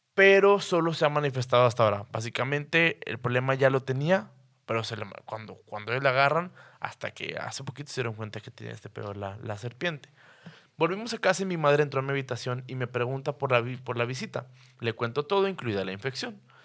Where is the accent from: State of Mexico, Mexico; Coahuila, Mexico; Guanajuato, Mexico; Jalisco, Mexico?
Coahuila, Mexico; Torreón; somos de Torreón, es un pinche desierto